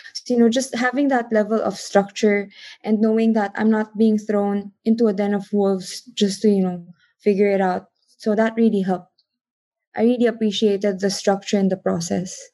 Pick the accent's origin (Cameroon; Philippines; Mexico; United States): Philippines; I am from the Philippines.